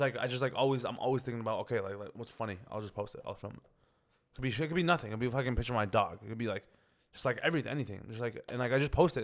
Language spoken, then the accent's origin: English; Toronto, Ontario, Canada; I grew up in Scarborough